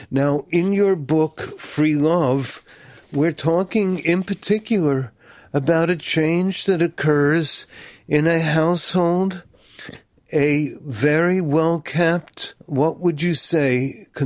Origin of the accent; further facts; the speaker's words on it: United States; when they heard I was from America